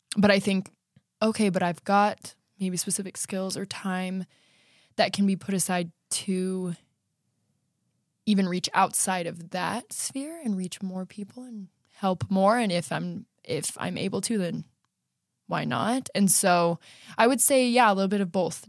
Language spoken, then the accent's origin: English; Riverton, Utah, United States; now in Lehi, United States; I'm from Riverton. My parents are still there, and I'm currently living in Lehigh.